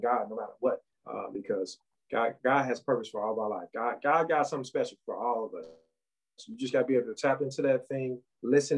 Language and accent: English; St. Louis, Missouri, United States; I'm originally from St. Louis, the third of seven children.